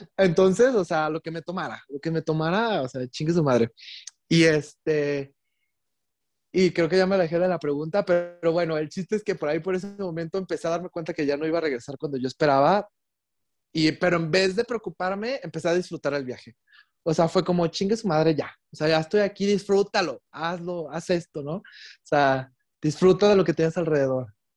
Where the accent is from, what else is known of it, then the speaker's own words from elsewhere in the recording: Mexico; also born or lived in Puerto Vallarta, Mexico / England; Yo soy mexicano, tengo pasaporte mexicano